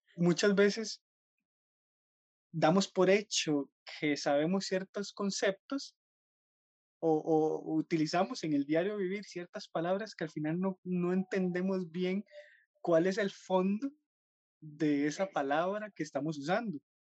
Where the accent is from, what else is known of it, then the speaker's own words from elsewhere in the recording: Costa Rica; como buenos costarricenses